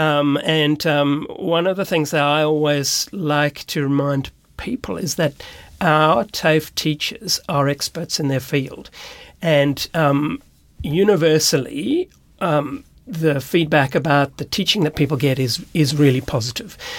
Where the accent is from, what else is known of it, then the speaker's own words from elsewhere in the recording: Cape Town, Western Cape, South Africa; moved away as an adult; also born or lived in Sydney, Australia; now in Australia; I grew up in South Africa, in Cape Town, beautiful place